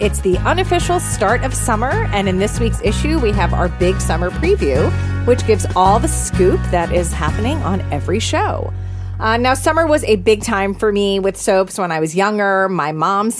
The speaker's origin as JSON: {"language": "English", "town": "New York City", "region": "New York", "country": "United States", "tie": "born or raised there", "said": "I grew up in New York City"}